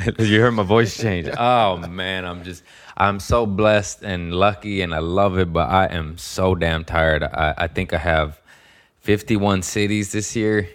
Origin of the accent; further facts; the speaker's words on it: Torrance, California, United States; also born or lived in Harbor City, California / Lomita, California; I was born in Harbor City, and I was raised in Torrance and Lomita, California